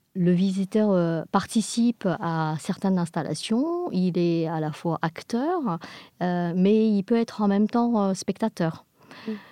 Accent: England, United Kingdom; nous sommes des Anglais

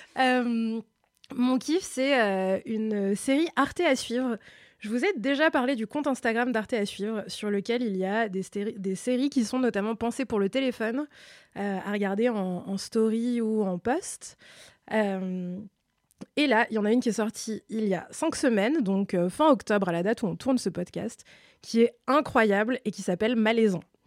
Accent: Alsace, Grand Est, France; je suis alsacienne

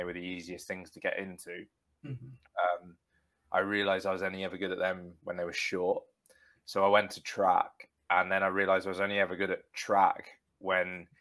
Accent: Bedfordshire, East of England, United Kingdom; Stotfold, which is near where I grew up in Bedfordshire

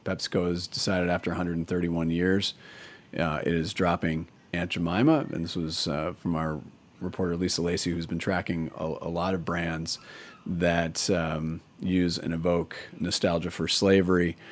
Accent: Portland, United States; my hometown of Portland.

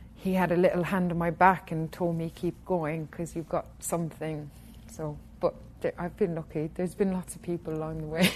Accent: Killarney, Munster, Ireland; my hometown in Killarney

